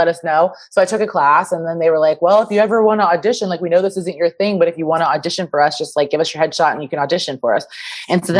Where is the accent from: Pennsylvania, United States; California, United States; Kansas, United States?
Kansas, United States; moved away as an adult; also born or lived in Chicago; I grew up in Kansas, right outside of Kansas City, Missouri, actually. So it's like right on the corner of Kansas and Missouri. Lived there my whole life.